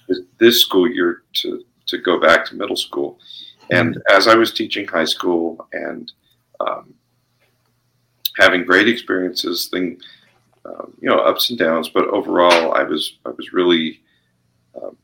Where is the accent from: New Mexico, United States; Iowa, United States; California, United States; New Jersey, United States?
New Mexico, United States; Albuquerque; also born or lived in Las Vegas, Nevada; we felt like this was home